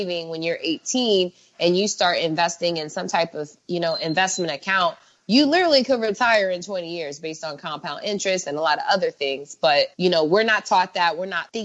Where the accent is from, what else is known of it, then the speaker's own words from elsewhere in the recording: United States; moved away as an adult; now in Mexico; growing up in America